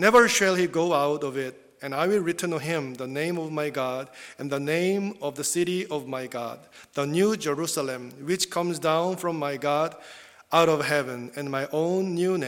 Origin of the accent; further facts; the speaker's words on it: South Korea; first language Korean; English is a second language; moved away as an adult; English is my second language. I'm not confident, actually, but even when I was in South Korea, also, still, I relied a lot on the script, even when I preached in South Korean as well.